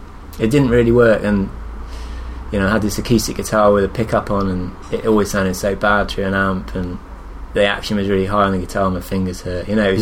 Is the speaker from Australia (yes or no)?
no; Shrewsbury, West Midlands, United Kingdom; moved away as an adult; now in Brighton, United Kingdom; And I moved back to my hometown. Ah, where are you from? From a town called Shrewsbury, which is in Shropshire, kind of near Wales.